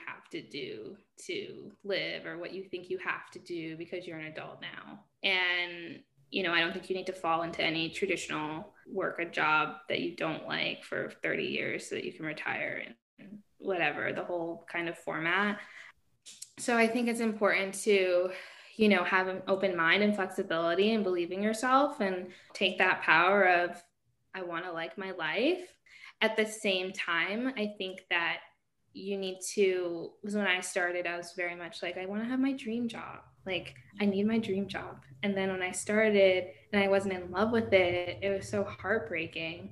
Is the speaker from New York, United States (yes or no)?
yes; New York, United States; I grew up in New York State